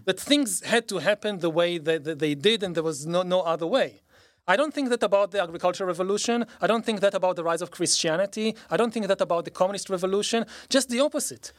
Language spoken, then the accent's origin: English; Israel; growing up in Israel